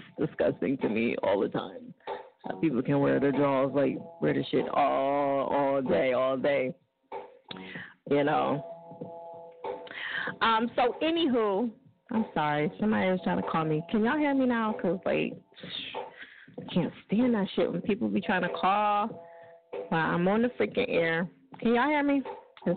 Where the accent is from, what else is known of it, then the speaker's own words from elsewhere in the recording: New Jersey, United States; That's where I'm from